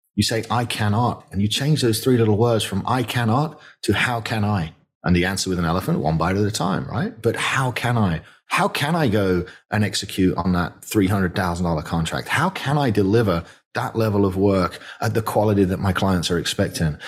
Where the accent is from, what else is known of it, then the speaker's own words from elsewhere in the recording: the north of England, United Kingdom; moved away as an adult; now in Bryan, Texas, United States; I grew up in Northern England and, and money was tight